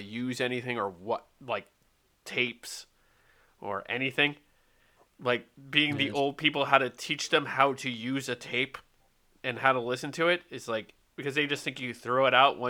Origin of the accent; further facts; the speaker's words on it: East Coast, United States; now in California, United States; back where I was on the East Coast. And then I came out to California